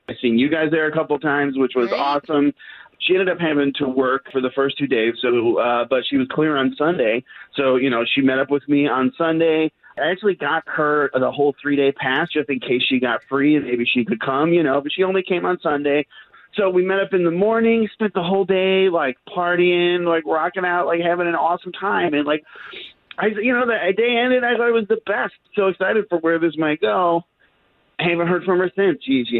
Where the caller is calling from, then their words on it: McCoy, United States; I'm calling from McCoy.